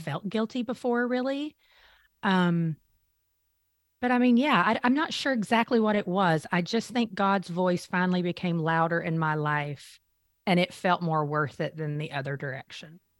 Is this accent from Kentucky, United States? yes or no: yes; Eastern Kentucky, United States; I grew up in Eastern Kentucky, a very small mountain town.